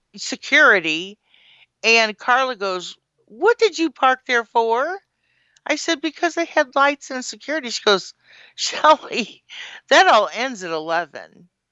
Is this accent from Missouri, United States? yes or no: yes; Woodson Terrace, Missouri, United States; I grew up in Woodson Terrace.